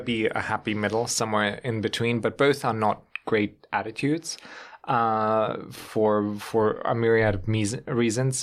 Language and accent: English; Germany; now in United States; if you grow up on continental Europe